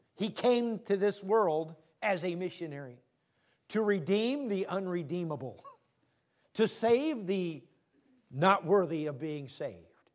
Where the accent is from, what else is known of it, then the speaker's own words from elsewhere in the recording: Tacoma, Washington, United States; I grew up in Tacoma.